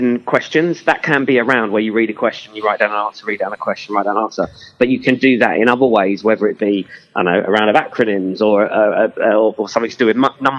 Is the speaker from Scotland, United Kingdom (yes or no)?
no; Enfield, London, United Kingdom; I'm from Enfield and everyone always takes the P out of me because I can't say the word wows.